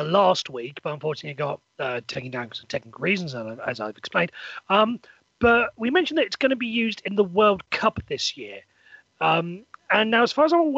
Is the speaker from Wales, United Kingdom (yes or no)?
yes; Welsh, Wales, United Kingdom; I'm Welsh